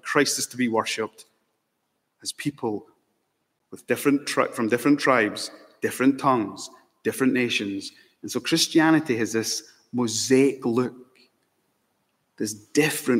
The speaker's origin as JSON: {"language": "English", "region": "Scotland", "country": "United Kingdom", "also_born_or_lived": "Malawi", "moved": "yes", "lives_now": "London, United Kingdom", "said": "I'm mixed race. I love this, right? I'm British. I'm Scottish. Proud of it. I'm also Malawian"}